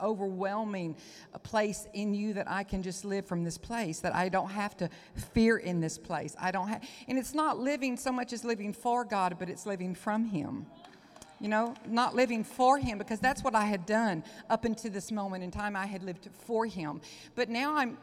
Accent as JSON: {"language": "English", "town": "Onalaska", "region": "Texas", "country": "United States", "accent": "Southern", "said": "I'm a housewife from Onalaska, Texas"}